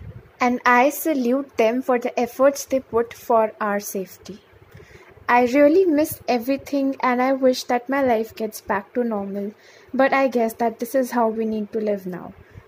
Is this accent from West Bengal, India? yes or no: no; Delhi, India; I'm from Delhi.